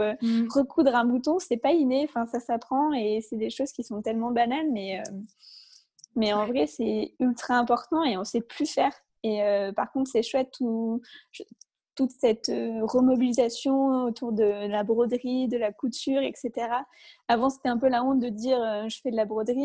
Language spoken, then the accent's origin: French; Isère, Auvergne-Rhône-Alpes, France; now in Lyon, France; on a grandi pas très loin, on vient d'Isère toutes les deux